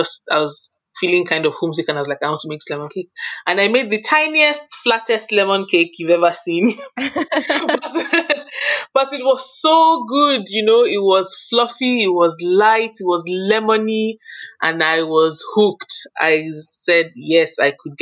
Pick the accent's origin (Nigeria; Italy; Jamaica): Nigeria; moved away as an adult; also born or lived in United Kingdom; now in Milton, Canada; growing up in Nigeria, my mom used to bake a lot.